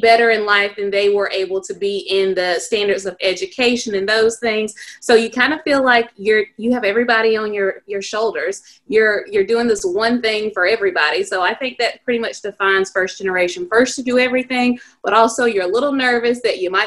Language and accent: English; South Carolina, United States; my hometown, and it's a satellite or system campus of the University of South Carolina